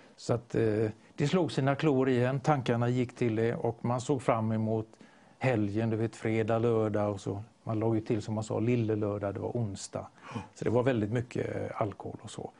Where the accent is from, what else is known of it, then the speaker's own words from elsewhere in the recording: Gothenburg, Västra Götaland, Sweden; jag är ju göteborgare